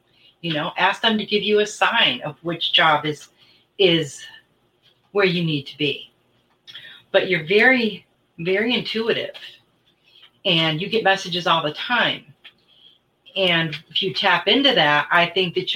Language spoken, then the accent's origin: English; Michigan, United States; moved away; I was from Michigan